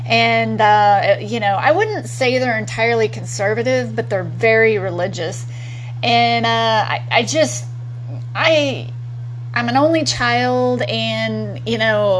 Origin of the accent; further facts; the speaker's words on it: Texas, United States; also born or lived in Long Beach, California; now in Austin, United States; I grew up in Texas